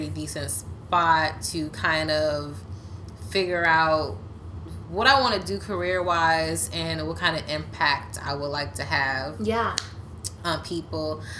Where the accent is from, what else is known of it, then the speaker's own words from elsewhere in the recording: the DMV, Washington metropolitan area, United States; also born or lived in Silver Spring, Maryland / Southern Maryland / Virginia; now in Washington, D.C., United States; I am from the DMV. I've literally lived in Maryland. I've lived in Virginia. I lived in D.C. I was born in Silver Spring.